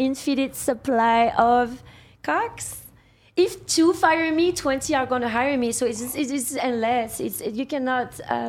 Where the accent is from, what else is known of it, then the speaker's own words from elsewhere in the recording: France; moved away as an adult; So, obviously, I'm from France. I was born here. Mm-hmm. I was raised there. I came back here when I was 19, and I never left.